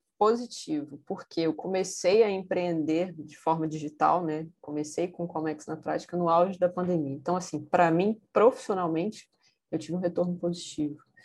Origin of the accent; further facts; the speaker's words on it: Vitória, Espírito Santo, Brazil; moved away as an adult; also born or lived in Rio de Janeiro; Eu saí do Rio de Janeiro, voltei para minha cidade, que é Vitória, no Espírito Santo